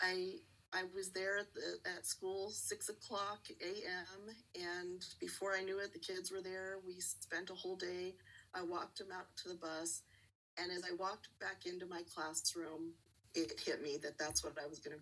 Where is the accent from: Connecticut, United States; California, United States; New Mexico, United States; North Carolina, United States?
New Mexico, United States; also born or lived in Texas; I'm born and raised in New Mexico